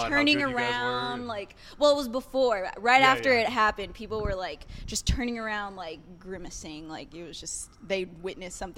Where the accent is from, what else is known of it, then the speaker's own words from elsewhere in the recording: Dallas, Texas, United States; also born or lived in Louisville, Kentucky; I grew up here in Dallas, Texas